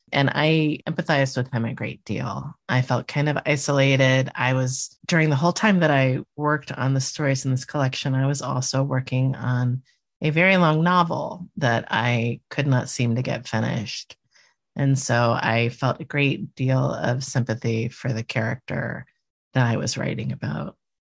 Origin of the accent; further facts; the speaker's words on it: Miami, Florida, United States; moved away; I grew up in Miami